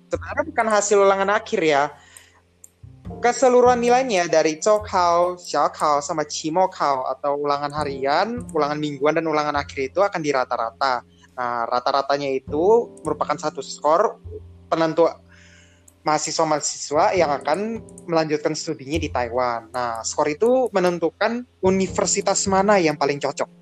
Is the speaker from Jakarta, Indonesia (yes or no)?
yes; Jakarta, Indonesia; gua orang Jakarta